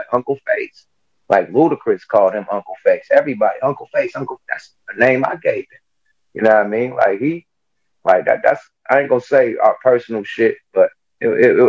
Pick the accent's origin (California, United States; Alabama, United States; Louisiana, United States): California, United States; Oakland; I'm from the Pill, one of the most notorious projects from Oakland